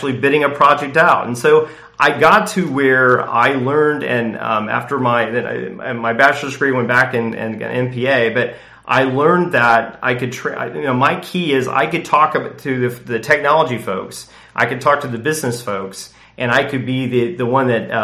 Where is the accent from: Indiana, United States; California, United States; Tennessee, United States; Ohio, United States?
Indiana, United States; Indianapolis; I grew up in Indianapolis